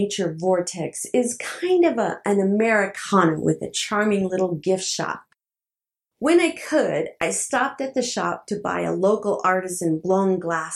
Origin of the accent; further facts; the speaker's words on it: New Mexico, United States; now in Utah, United States; I'm a desert rose, born and raised in New Mexico, and now I live in Utah